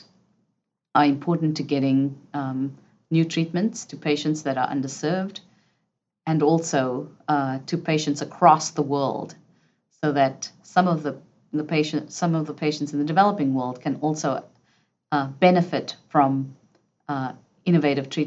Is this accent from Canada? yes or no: no; South Africa; moved away; I grew up in South Africa under apartheid